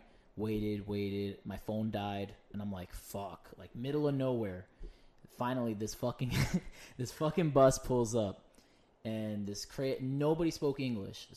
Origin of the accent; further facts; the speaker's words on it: United States; I'm American.